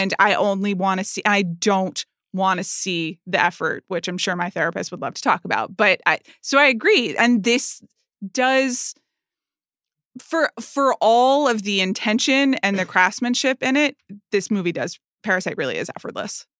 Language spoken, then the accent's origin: English; United States; I'm an American